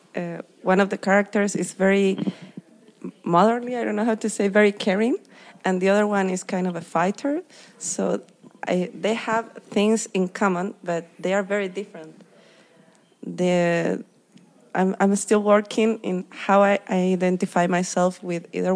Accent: Iquique, Tarapacá, Chile; now in Seattle, United States; I'm from Iquique in Chile, South America.

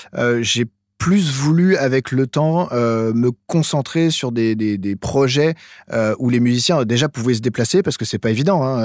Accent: Eure-et-Loir, Centre-Val de Loire, France; moved away as an adult; also born or lived in Chartres / Paris; now in Clisson, France; moi je suis originaire d'Or-et-Loire

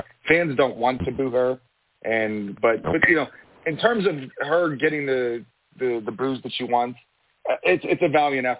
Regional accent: Pittsburgh, Pennsylvania, United States; I'm from Pittsburgh.

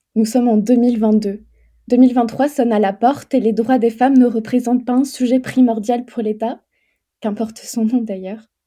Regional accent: France; je suis une femme européenne, mais je suis française

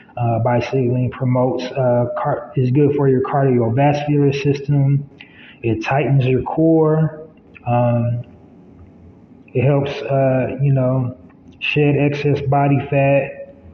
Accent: United States; I am an American black man

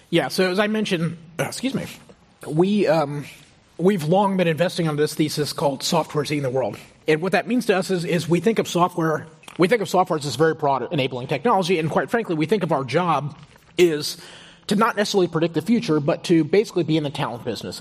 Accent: Houston, Texas, United States; moved away; also born or lived in Stanford; I grew up in Houston.

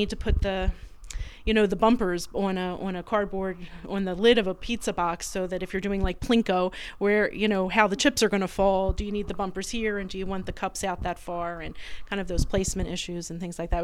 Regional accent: Philadelphia, Pennsylvania, United States; I grew up in Philadelphia, St. John's in Manayunk

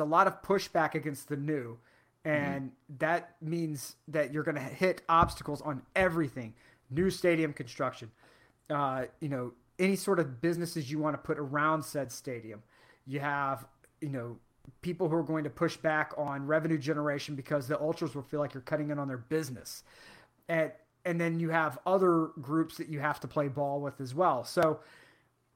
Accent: United States; as an American

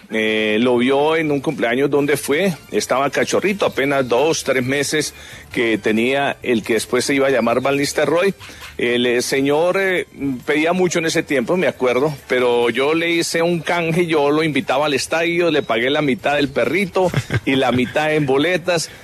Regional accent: La Palma, Cundinamarca, Colombia; moved away; also born or lived in Bogotá / Bucaramanga; Yo desde que nací tenía un perrito en La Palma de Cundinamarca, que es mi pueblo

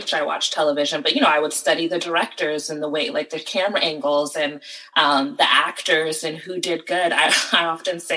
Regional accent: United States; also born or lived in Connecticut / New Jersey / Pennsylvania; Between New Jersey and Connecticut. My father lived in Connecticut, so, you know, I would spend summers and vacations with my father, and then I ended up going to high school in Connecticut

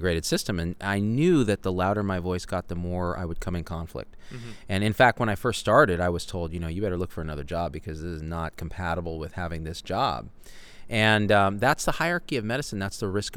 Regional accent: Clovis, California, United States; I grew up in Clovis, California

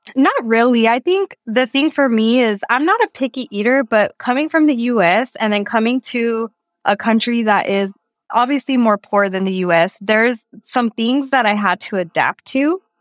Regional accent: Texas, United States; moved away as an adult; also born or lived in New Mexico; now in Thailand; I'm from Texas

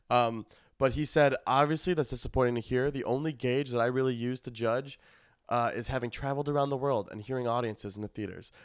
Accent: Skokie, Illinois, United States; moved away; in my hometown, in Skokie

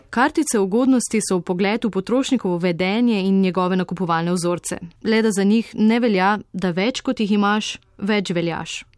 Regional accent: Slovenia; Slovenci smo

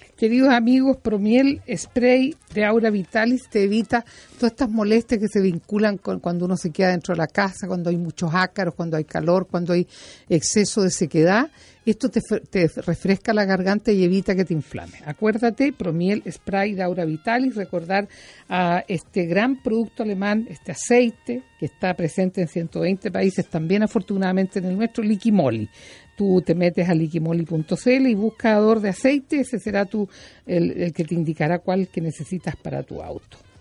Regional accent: Chile; como buena chilena que ha comido muchos porotos

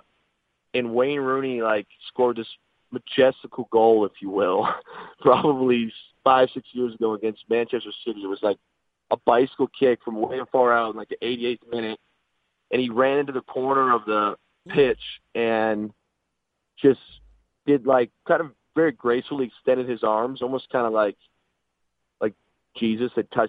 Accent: Windsor, Ontario, Canada; moved away; also born or lived in Seattle; I grew up in Windsor on a border town

